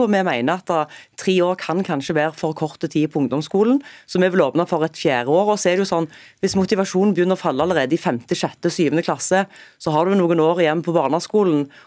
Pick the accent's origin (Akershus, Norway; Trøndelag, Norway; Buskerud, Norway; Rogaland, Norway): Rogaland, Norway; Der har jeg et eksempel fra Jæren, der jeg kommer fra.